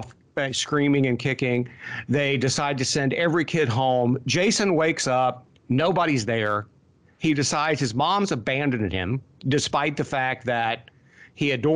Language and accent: English; Appalachia, northern Kentucky and southern Ohio, United States; growing up in Appalachia in northern Kentucky and southern Ohio